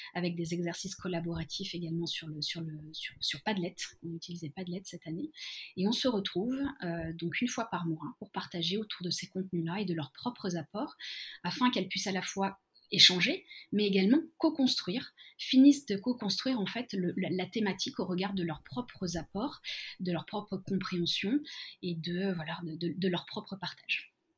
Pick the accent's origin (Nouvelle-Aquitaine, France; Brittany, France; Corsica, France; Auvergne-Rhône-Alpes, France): Auvergne-Rhône-Alpes, France; Lyon; moved away as an adult; now in Tokyo, Japan; je viens je viens de Lyon